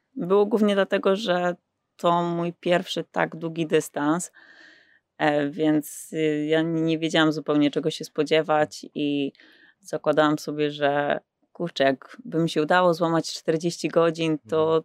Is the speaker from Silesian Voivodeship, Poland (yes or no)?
no; Pabianice, Łódź Voivodeship, Poland; Pochodzę z Pobianic, to mhm. też takie małe miasto, może nie takie małe, e, pod Łodzią